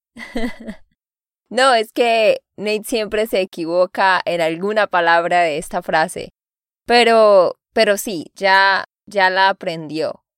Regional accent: Santander, Colombia; de Santander, Colombia

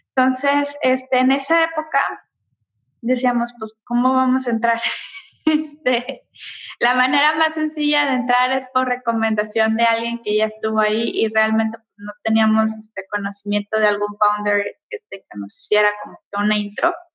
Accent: Mexico; nosotros somos mexicanos

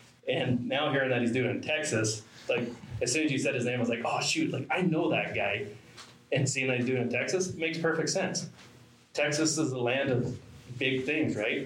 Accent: Canada; I am from Canada

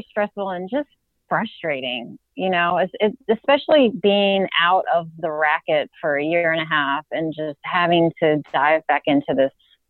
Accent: Virginia, United States; But then I spoke to some friends of mine who are attorneys in Virginia, and I'm from Virginia.

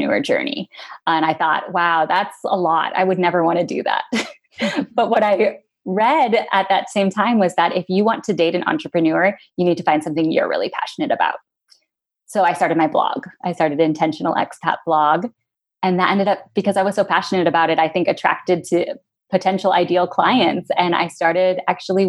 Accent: Seattle, Washington, United States; moved away as an adult; also born or lived in Spain; I grew up in Seattle

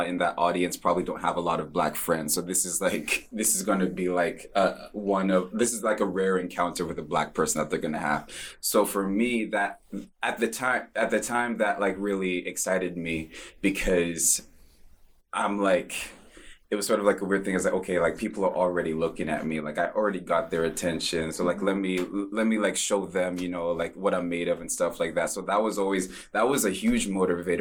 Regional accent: Vancouver, British Columbia, Canada; growing up in Vancouver

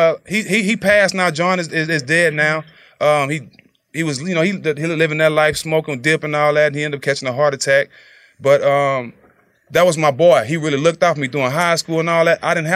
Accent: Port Arthur, Texas, United States; I was in my hometown, Port Arthur.

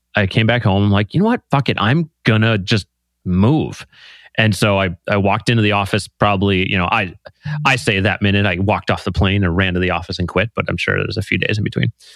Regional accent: Green Bay, Wisconsin, United States; I grew up in small town Green Bay

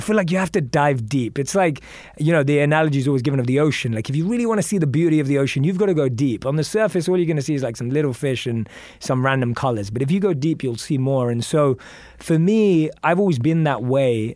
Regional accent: London, United Kingdom; moved away as an adult; also born or lived in New York, United States; now in Los Angeles, United States; I grew up in London. I'm used to grey skies, rain

